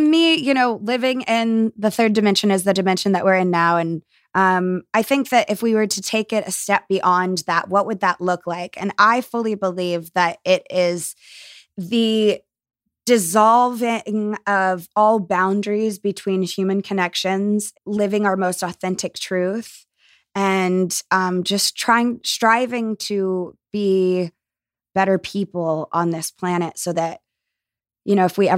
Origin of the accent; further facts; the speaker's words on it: the South, United States; a lot of the beliefs that were forced onto me as a kid growing up in the South were actually more harmful to me as an adult.